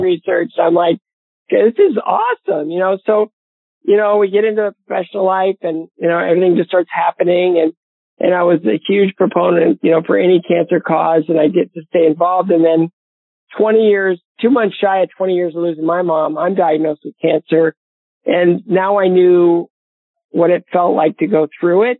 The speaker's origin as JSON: {"language": "English", "town": "Bowling Green", "region": "Ohio", "country": "United States", "tie": "born or raised there", "said": "my hometown of Bowling Green, Ohio"}